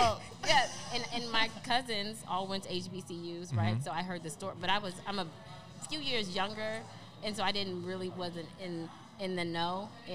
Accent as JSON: {"language": "English", "town": "Omaha", "region": "Nebraska", "country": "United States", "tie": "born or raised there", "also_born_or_lived": "Little Rock / Kansas City / Cheyenne", "said": "I was born in Little Rock, Arkansas, then we moved to Kansas City, Missouri, then I lived in Cheyenne, Wyoming, then Omaha, Nebraska, so I was there for 8 years"}